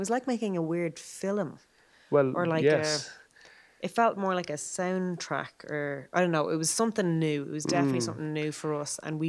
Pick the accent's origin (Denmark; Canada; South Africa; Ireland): Ireland; Dublin, Leinster; obviously I'm from Dublin